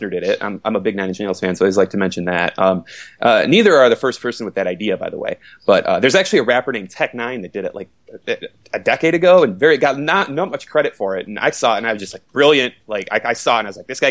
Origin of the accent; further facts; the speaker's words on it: Detroit, Michigan, United States; moved away; my hometown of Detroit